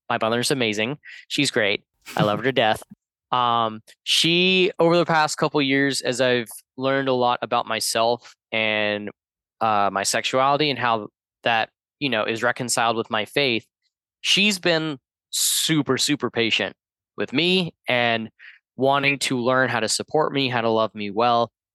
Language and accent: English; Georgia, United States; moved away; my home state of Georgia